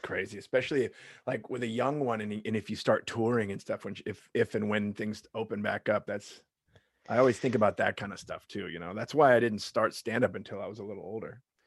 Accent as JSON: {"language": "English", "town": "Long Beach", "region": "California", "country": "United States", "tie": "born or raised there", "also_born_or_lived": "Lakewood, California", "said": "I grew up in Long Beach, Long Beach, California"}